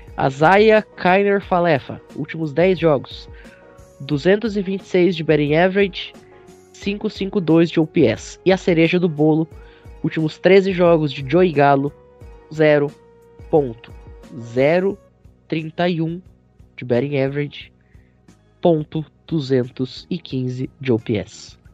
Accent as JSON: {"language": "Portuguese", "area": "Gaúcho", "region": "Rio Grande do Sul", "country": "Brazil", "said": "Não, eu sou gaúcho."}